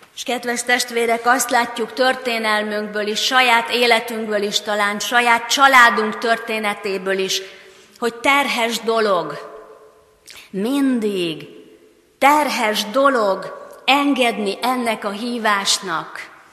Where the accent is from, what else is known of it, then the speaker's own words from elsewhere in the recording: Hungary; mint magyarok, mint reformátusok